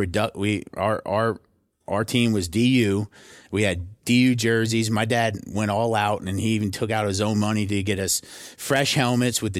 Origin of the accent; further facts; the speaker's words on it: Thibodaux, Louisiana, United States; moved away as an adult; now in New York City, United States; I'm from Thibodaux, Louisiana, which is a little small town, a little bayou community, about 15,000 people in South Louisiana.